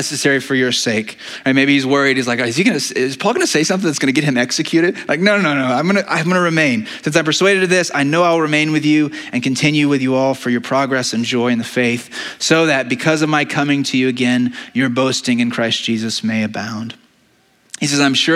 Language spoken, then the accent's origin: English; United States; we are American citizens